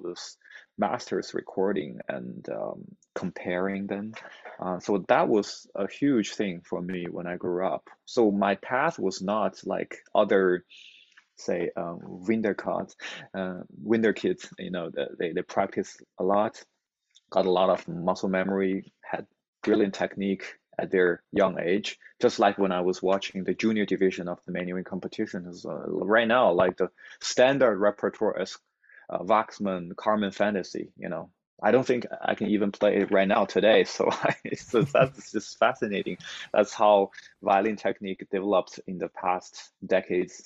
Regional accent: Inner Mongolia, China; moved away; also born or lived in Boston; Inner Mongolia, that was my hometown. It's in the northern part of China

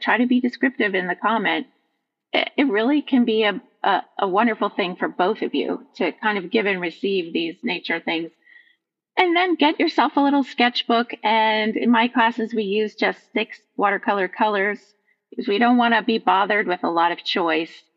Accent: Vermont, United States; now in Midwest, United States; I was born in Vermont, which is a completely different um, geographical look

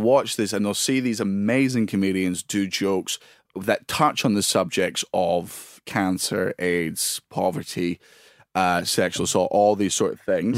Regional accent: Scotland, United Kingdom; I'm Scottish and it's in my fucking blood.

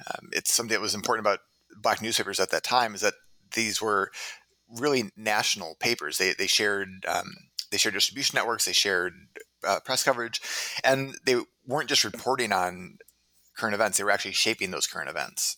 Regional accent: Minneapolis, Minnesota, United States; also born or lived in Cambridge, Massachusetts / Providence, Rhode Island / Claremont, California / Tempe, Arizona; now in Hanover, United States; I'm originally from Minneapolis, Minnesota

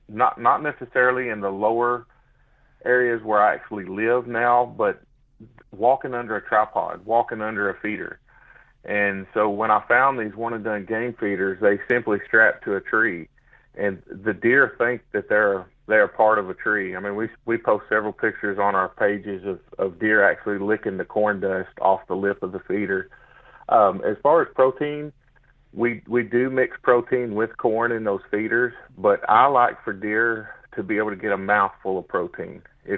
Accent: Snow, Oklahoma, United States; But yeah, so I grew up in the Kamishi Mountains in Snow, Oklahoma, 17 miles north of Antlers.

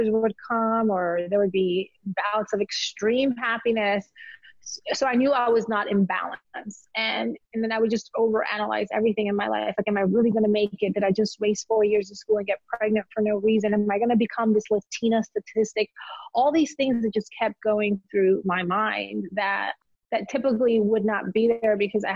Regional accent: Elmwood Park, New Jersey, United States; moved away as an adult; also born or lived in Colombia / South Texas / Charlotte, North Carolina / Dallas, Texas; now in Atlanta, United States; I grew up in Jersey, with Macedonian friends, Polish friends, Italian, Cubans, Puerto Ricans

